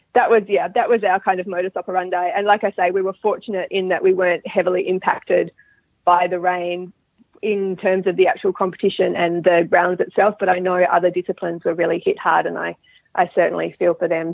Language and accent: English; Australia; moved away as an adult; now in Dunedin, New Zealand; I'm originally from Australia, so um, I'm an Australian living in New Zealand, and I grew up breeding and riding horses in Australia.